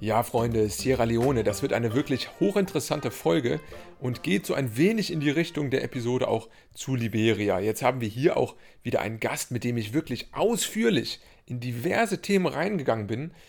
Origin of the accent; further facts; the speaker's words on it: Cologne, North Rhine-Westphalia, Germany; als Kölner